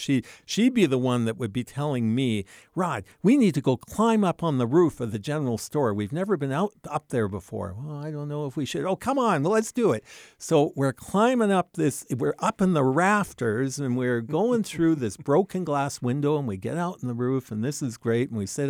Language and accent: English; Vancouver, British Columbia, Canada; born there; also born or lived in Alberta; I was born in Vancouver, British Columbia. And then my dad kind of lost his job. His company went on strike forever, basically. And so finally, a relative said, hey, why don't you move out to the Canadian prairies?